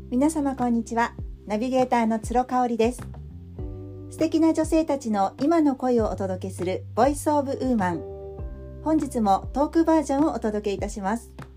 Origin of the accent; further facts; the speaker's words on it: Tokyo, Japan; moved away as an adult; also born or lived in Kansai; 東京生まれ